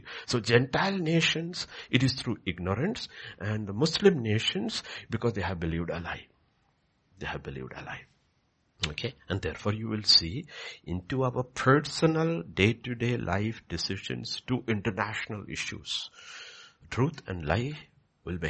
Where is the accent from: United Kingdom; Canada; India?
India; Kerala; moved away; if you go to Kerala, if you go to my hometown, there is a house and there is a land